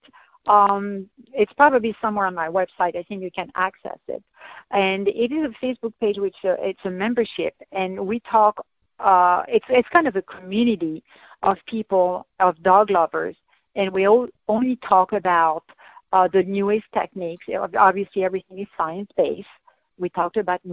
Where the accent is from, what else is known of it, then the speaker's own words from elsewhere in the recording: France; moved away; I'm from the French Alps